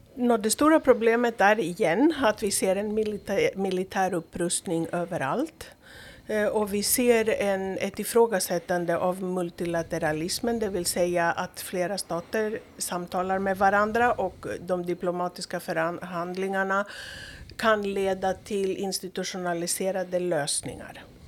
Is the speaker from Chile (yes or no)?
no; Greece; now in Åland, Finland; Jag är uppvuxen i, i Greklands diktatur så det var svårt på i början på 70-talet.